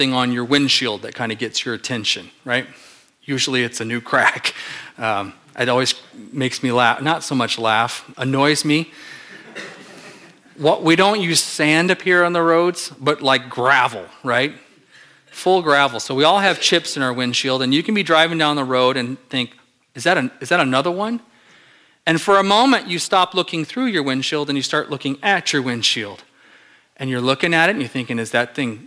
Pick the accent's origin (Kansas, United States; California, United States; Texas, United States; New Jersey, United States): California, United States; Southern; moved away; I grew up in Southern California